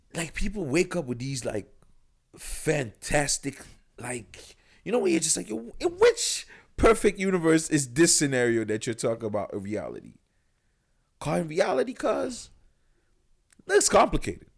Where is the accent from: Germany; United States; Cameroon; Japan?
Cameroon; Yaoundé, Centre; moved away; I'm from Yaoundé, Cameroon.